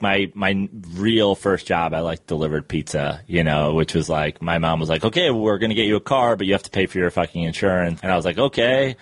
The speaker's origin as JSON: {"language": "English", "town": "Katonah", "region": "New York", "country": "United States", "tie": "born or raised there", "also_born_or_lived": "Greenwich, Connecticut", "said": "I was born in New York City and then uh, grew up in Westchester"}